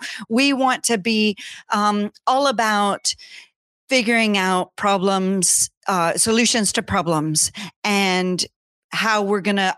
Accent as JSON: {"language": "English", "region": "Louisiana", "country": "United States", "also_born_or_lived": "Scotland", "said": "Well, I'm from Louisiana, but I've lived in Scotland for 20 years. Just moved back right before COVID."}